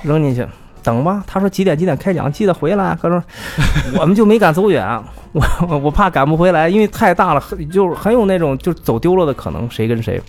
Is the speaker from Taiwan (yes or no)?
no; China; 我们是来自中国